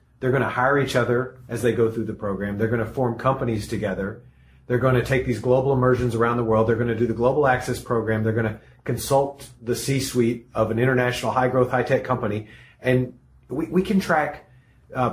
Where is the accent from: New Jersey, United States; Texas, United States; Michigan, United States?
Texas, United States; East; now in California, United States; I grew up in Texas. I grew up in East Texas